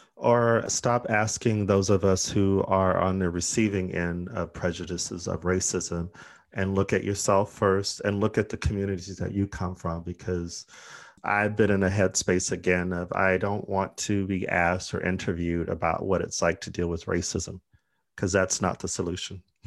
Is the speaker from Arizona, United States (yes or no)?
yes; Arizona, United States; We're from Arizona